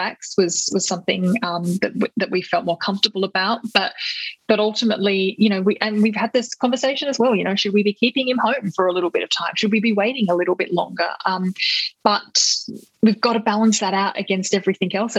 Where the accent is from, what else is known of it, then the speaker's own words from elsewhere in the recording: Australia; as an Australian citizen